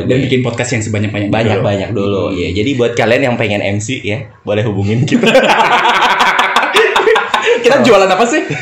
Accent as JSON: {"language": "Indonesian", "town": "Padang", "region": "West Sumatra", "country": "Indonesia", "said": "Nah, karena dari tempat gue kan, dari Padang."}